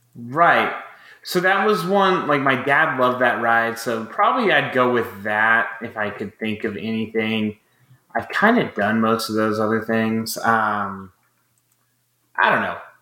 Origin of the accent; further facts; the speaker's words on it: Houston, Texas, United States; Astro World was the park I grew up going to, growing up in Houston